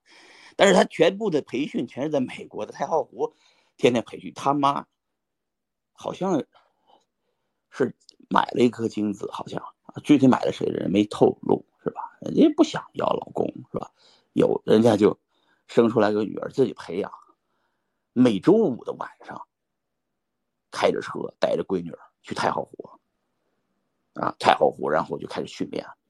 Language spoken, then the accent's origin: Chinese; Pingyao, Shanxi, China; 我是山西人，我是山西平遥人。我是个中国籍的人，但是最终的结果呢，我又变成了一个在美国生活的中国人啊，拿着护照中国的